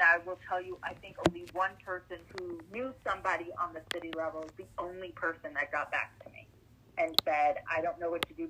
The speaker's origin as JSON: {"language": "English", "town": "Los Angeles", "region": "California", "country": "United States", "moved": "as an adult", "lives_now": "Baltimore, United States", "said": "Originally, I am from Los Angeles, California. And now I've been living in Baltimore for 15 years"}